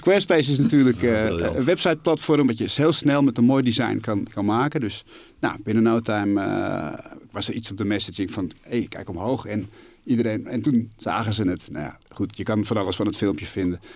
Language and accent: Dutch; Alkmaar, North Holland, Netherlands; also born or lived in Amsterdam; ik ben geboren in Amsterdam. Ik ben opgegroeid in, in Alkmaar.